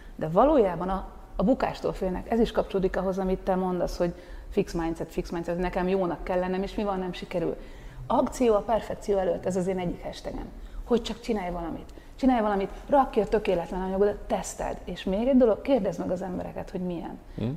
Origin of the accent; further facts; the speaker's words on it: Hungary; moved away as an adult; also born or lived in Paris, France; én azért most hazajöttem